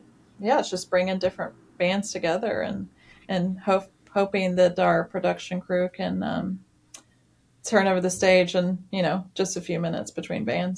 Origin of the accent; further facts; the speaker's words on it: Nashville, Tennessee, United States; since I'm from Nashville and grew up listening to music and going to small shows at a tiny little divey bars.